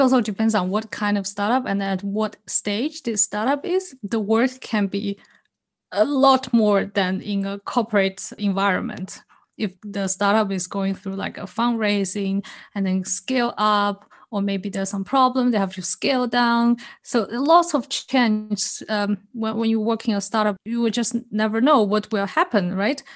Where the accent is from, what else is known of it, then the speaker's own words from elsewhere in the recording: China; also born or lived in Singapore; now in Switzerland; I was born in China, then I moved to Singapore, and lived there for many years.